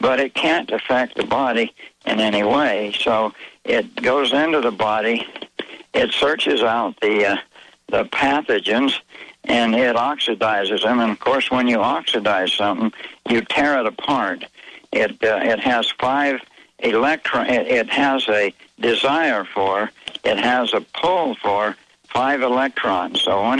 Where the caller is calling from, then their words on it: Mexico; This is Mexico.